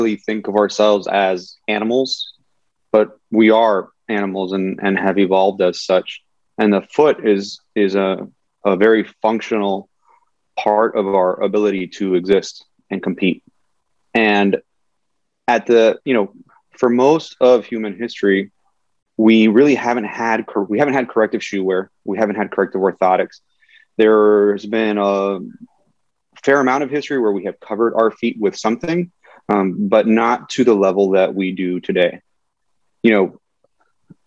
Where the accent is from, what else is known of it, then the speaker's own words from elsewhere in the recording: Miami, Florida, United States; also born or lived in Central New Jersey / Winston-Salem, North Carolina / Durham, North Carolina; originally born and raised in Miami, Florida